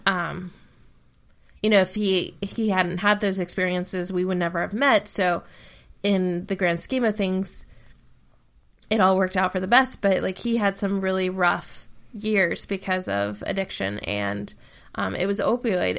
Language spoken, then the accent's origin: English; Ohio, United States; I live in Ohio, and Ohio ha, like, my hometown has a huge opioid problem